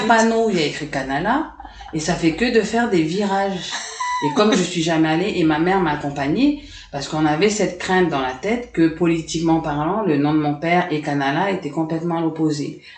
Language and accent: French; Dumbéa, South Province, New Caledonia; also born or lived in Paris, France / Lifou, New Caledonia / Nouméa, New Caledonia; je suis restée là-bas 5-6 ans, en fait, le temps que les, événements s'arrêtent. Et on est rentré ici en 89